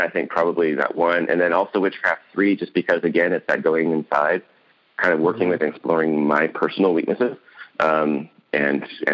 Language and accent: English; West Coast, United States; I'm from the West Coast